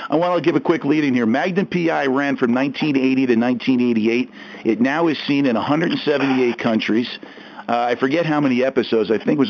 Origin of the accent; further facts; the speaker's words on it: Long Beach Island, New Jersey, United States; now in Philadelphia, United States; I grew up in Long Beach Island, South Jersey, so I was about an hour and a half from Philadelphia.